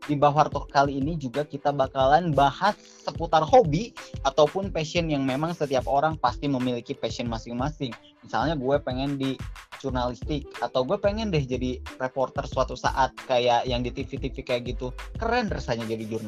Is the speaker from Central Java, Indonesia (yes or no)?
no; Tasikmalaya, West Java, Indonesia; gue berasal dari Tasikmalaya, Jawa Barat. Tapi sebelumnya sama kayak Akbar, gue adalah mahasiswa anak rantau di Yogyakarta.